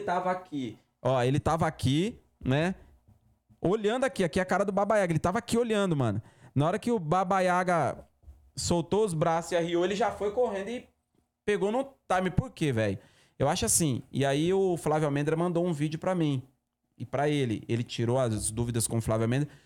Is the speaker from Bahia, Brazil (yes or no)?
yes; Bahia, Brazil; now in Campinas, Brazil; sou oriundo do, do Nordeste, mas Vivo em é Campinas há 20 anos. Bahia